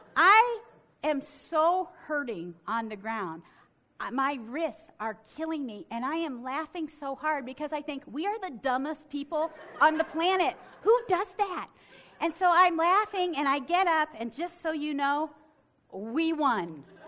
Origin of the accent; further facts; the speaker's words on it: Ohio, United States; now in Michigan, United States; I grew up in Ohio and now live in Michigan